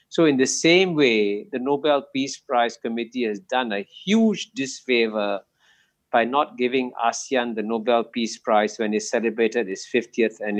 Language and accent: English; India; I'm an Indian. I want India to succeed.